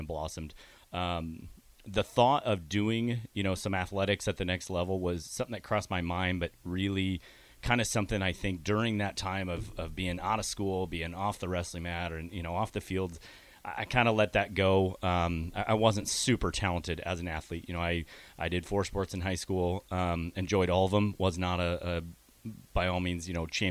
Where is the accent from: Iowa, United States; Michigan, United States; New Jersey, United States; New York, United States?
Iowa, United States; Eastern; moved away; I'm originally from Eastern Iowa, so I'm a Hawkeye fan.